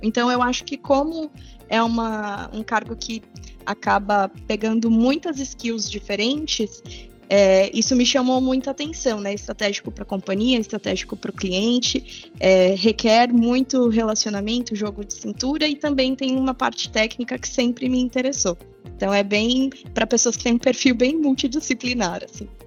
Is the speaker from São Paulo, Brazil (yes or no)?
yes; São Paulo, Brazil; moved away as an adult; now in interior of São Paulo state, Brazil; sou natural de São Paulo, mas eu moro no interior há 10 anos já